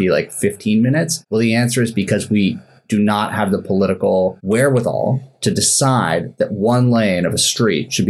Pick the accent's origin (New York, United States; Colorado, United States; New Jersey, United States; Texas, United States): New York, United States; New York City; moved away as an adult; now in Paris, France; New York City, which is my hometown